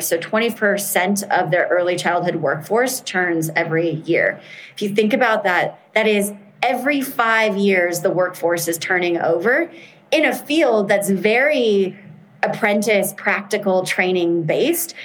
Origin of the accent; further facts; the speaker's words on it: United States; I'm American